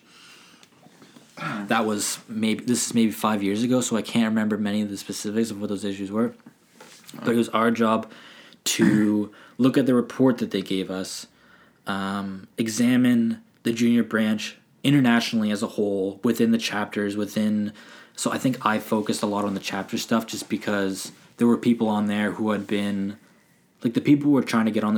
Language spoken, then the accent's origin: English; Ontario, Canada; now in Nova Scotia, Canada; as someone growing up in Ontario